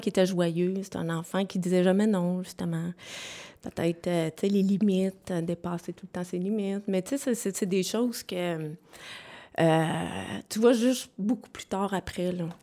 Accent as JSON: {"language": "French", "town": "Sherbrooke", "region": "Quebec", "country": "Canada", "tie": "born or raised there", "said": "je viens de Sherbrooke. Je suis native de Sherbrooke"}